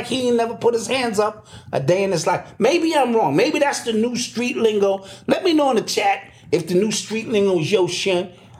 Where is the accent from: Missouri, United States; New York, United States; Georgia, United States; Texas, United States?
New York, United States; New York City; I'm from the Bronx.